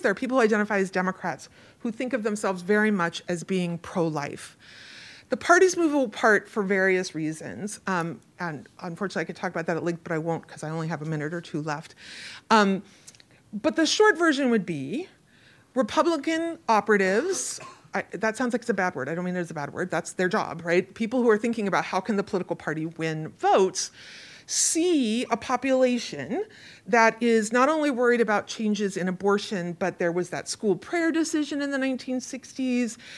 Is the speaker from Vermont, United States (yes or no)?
no; Oregon, United States; moved away; I grew up in Oregon